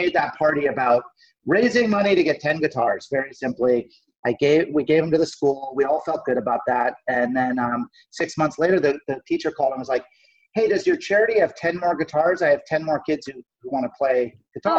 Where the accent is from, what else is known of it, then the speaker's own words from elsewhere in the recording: Nantucket, Massachusetts, United States; now in Los Angeles, United States; we went back to my hometown on Nantucket